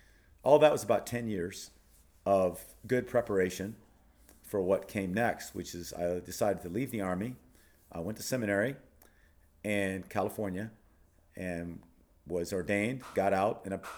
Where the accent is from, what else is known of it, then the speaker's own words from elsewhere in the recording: Thailand; So I grew up in Thailand as a child of missionaries. My mother and father are still there.